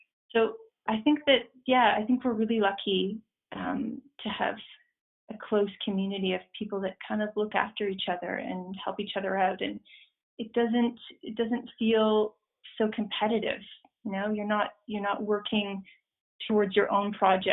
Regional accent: Ontario, Canada; I grew up in Ontario, in a small town just outside of Toronto.

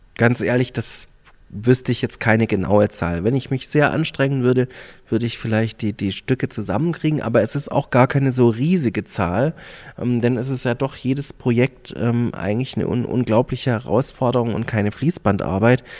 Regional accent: Stuttgart, Baden-Württemberg, Germany; moved away as an adult; also born or lived in Hamburg / Passau; now in Füssen, Germany; Ich bin in Stuttgart geboren, dort groß geworden, zur Schule gegangen, Kindergarten.

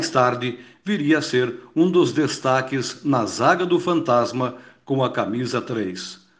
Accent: Palmeira, Paraná, Brazil; Quando eu era criança pequena lá em Palmeira

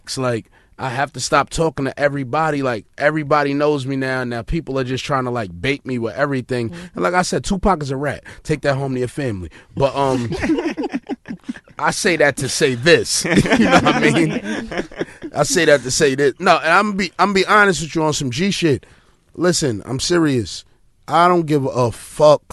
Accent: East Coast, United States; I'm from the East Coast

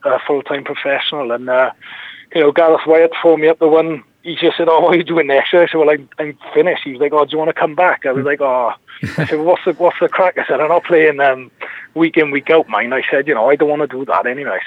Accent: Glyncoch, Wales, United Kingdom; I come from Glencoe

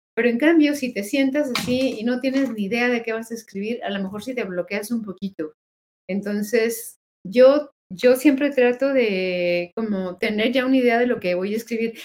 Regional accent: Mexico; todos somos mexicanos

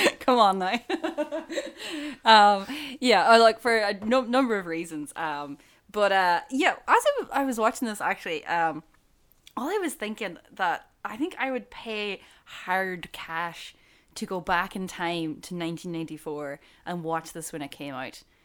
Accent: Buncrana, County Donegal, Ireland; I grew up in Boncrana.

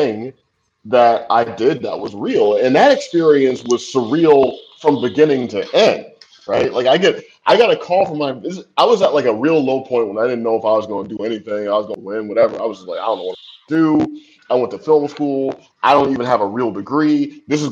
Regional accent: St. Louis, Missouri, United States; moved away as an adult; also born or lived in New York; I'm from St. Louis. Like, you know, I didn't meet a Puerto Rican until I went to NYU

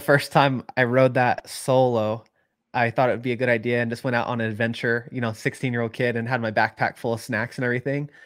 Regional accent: Chico, California, United States; I grew up in Chico, it's just lava cap everywhere

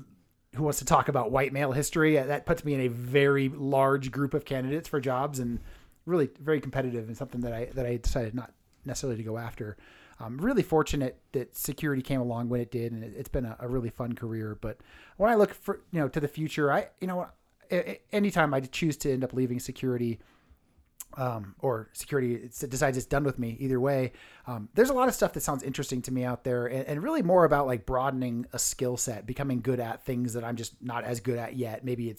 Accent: California, United States; I'm from California.

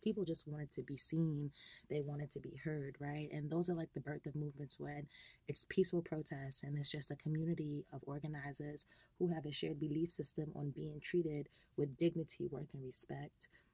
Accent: Long Island, New York, United States; I am a New York native, uh, born and raised in Long Island

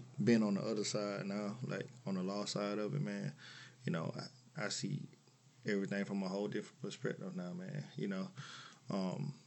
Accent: Augusta, Georgia, United States; I'm from Augusta, born and raised here, man. I grew up in the Harrisburg area

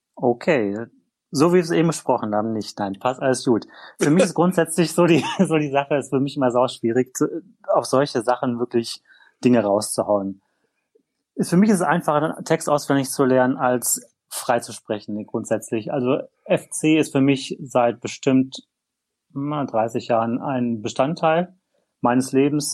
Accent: North Rhine-Westphalia, Germany; ich stamme aus Nordrhein-Westfalen

